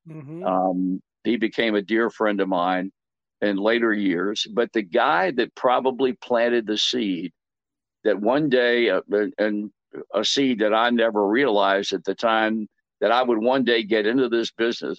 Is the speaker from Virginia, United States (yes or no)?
yes; Portsmouth, Virginia, United States; I was born and raised in Portsmouth, Virginia